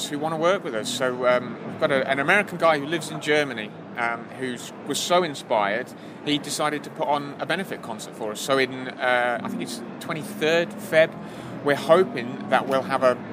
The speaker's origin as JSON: {"language": "English", "region": "England", "country": "United Kingdom", "said": "I'm not from around here. I'm from sunny Blighty. Yes, I'm from England."}